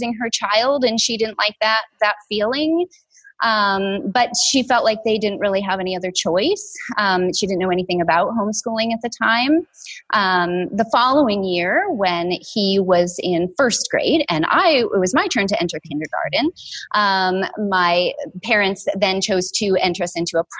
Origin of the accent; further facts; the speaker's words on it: Washington, United States; I grew up here in Washington